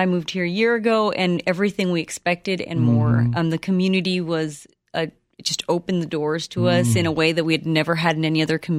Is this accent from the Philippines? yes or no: no; Honduras; also born or lived in Ohio, United States; now in United States; I'm not. I'm originally from Honduras. Mm-hmm. I was born and raised there.